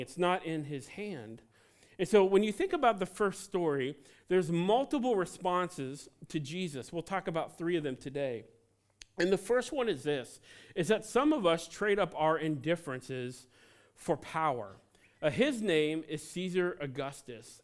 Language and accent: English; Cincinnati, Ohio, United States; now in New England, United States; I was born and raised in Cincinnati, Ohio